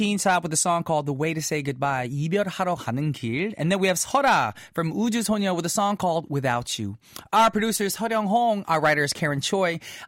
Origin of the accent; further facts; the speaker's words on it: United States; I'm American